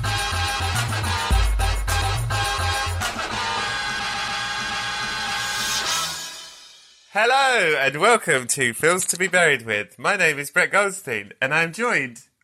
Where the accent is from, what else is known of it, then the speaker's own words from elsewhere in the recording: England, United Kingdom; I'm from England